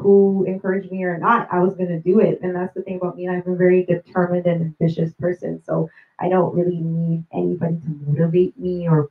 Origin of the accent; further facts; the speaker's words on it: Toronto, Ontario, Canada; I was born at Toronto General Hospital. I spent 2 years in Toronto. I actually live in the suburbs with my family, but I'm always in Toronto